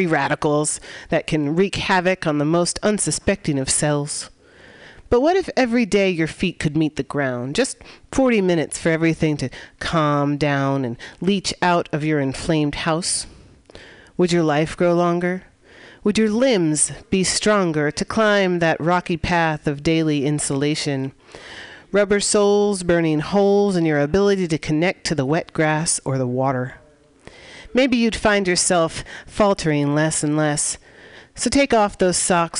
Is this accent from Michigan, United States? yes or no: no; San Francisco, California, United States; here in San Francisco, my hometown